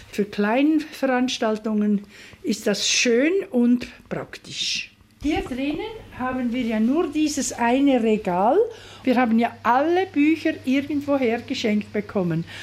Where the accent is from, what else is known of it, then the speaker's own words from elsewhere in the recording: Zurich, Switzerland; ein bisschen auch Schaffhausern oder eben meine Muttersprache im Zürcher Weinland.